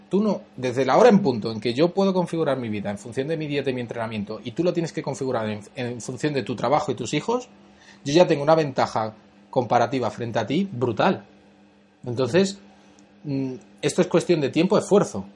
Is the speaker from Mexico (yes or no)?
no; Madrid, Community of Madrid, Spain; also born or lived in Cuba; yo soy inmigrante, vine con ocho años a España, soy, somos de origen cubano